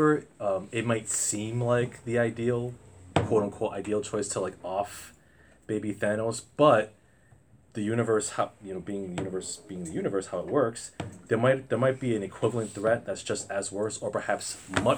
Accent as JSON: {"language": "English", "town": "Providence", "region": "Rhode Island", "country": "United States", "tie": "born or raised there", "said": "I'm from Providence"}